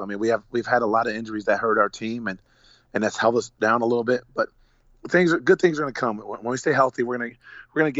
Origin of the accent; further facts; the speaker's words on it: Hamden, Connecticut, United States; get back and coach in my hometown